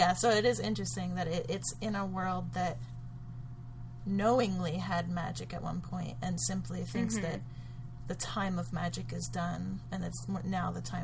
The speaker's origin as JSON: {"language": "English", "country": "United States"}